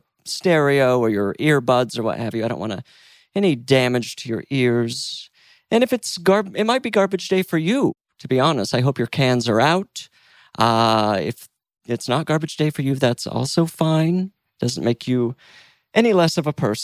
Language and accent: English; Mountain West, United States; I'm from the Mountain West